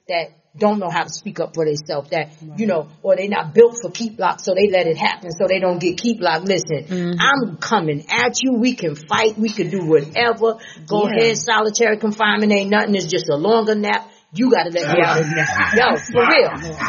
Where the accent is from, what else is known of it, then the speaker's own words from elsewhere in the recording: Nassau County, New York, United States; I'm from Nassau